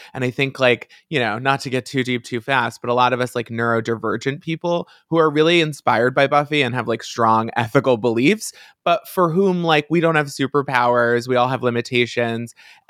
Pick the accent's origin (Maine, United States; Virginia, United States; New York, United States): New York, United States; Long Island; Yeah, I'm from Long Island. Same story.